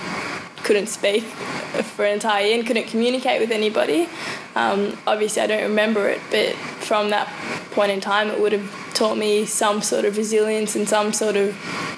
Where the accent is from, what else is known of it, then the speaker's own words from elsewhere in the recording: New Zealand; also born or lived in South Africa; Well, I was born in South Africa, so I've got a South African background and family. Mm-hmm. Speak that at home. Moved to New Zealand when I was about 4, maybe 5.